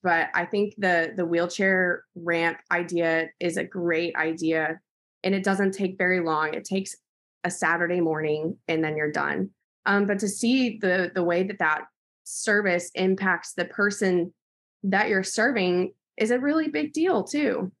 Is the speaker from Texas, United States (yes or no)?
yes; Snyder, Texas, United States; also born or lived in Abilene, Texas; I'm from Snyder, Texas, and I'll be moving to Midland soon.